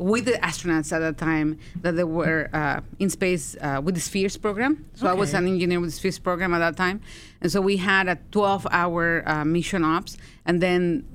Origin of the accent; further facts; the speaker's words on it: Mexico; now in United States; I'm from Mexico. So when I was growing up in Mexico